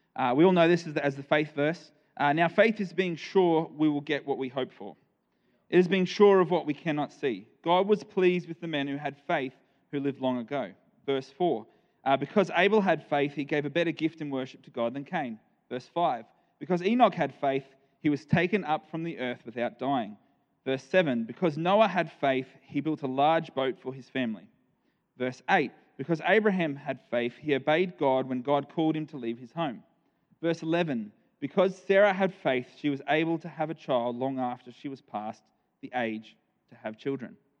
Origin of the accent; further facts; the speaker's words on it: Nambour, Queensland, Australia; moved away as an adult; now in Ardrossan, Australia; we are from South Australia now, um, but I, I did grow up here for 31 years of my life.